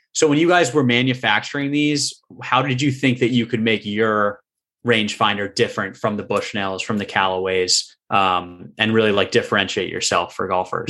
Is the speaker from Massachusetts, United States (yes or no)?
yes; Massachusetts, United States; growing up in Massachusetts and New England